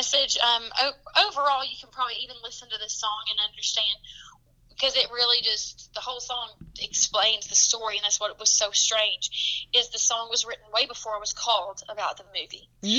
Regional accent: the South, United States; accent: Southern; And so it was very nice for me to be like accepted with my Southern accent

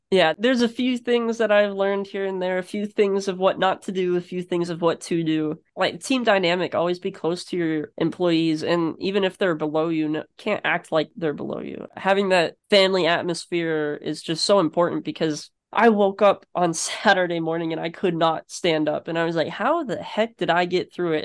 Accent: Florida, United States; now in North Carolina, United States; Growing up in Florida

